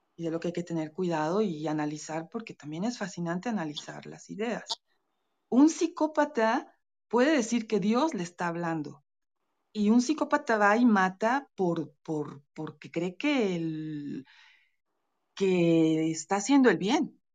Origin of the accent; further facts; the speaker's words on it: Veracruz, Mexico; soy veracruzana, soy de, mi familia es de Veracruz